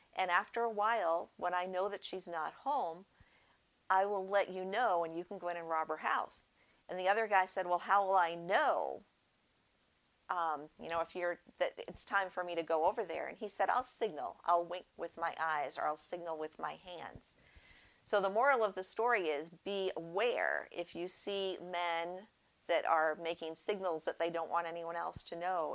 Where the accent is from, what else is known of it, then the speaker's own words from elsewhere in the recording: Northeast, United States; moved away; I grew up in the Northeast, and the gospel was kind of sparse up there, probably still is